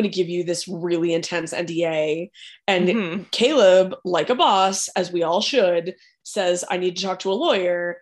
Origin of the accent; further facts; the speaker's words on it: California, United States; I'm from California